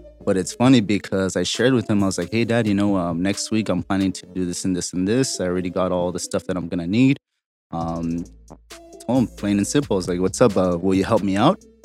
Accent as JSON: {"language": "English", "town": "Los Angeles", "region": "California", "country": "United States", "tie": "born or raised there", "said": "Born and raised in Boyle Heights, right off of First Street in front of the famous Mercadito"}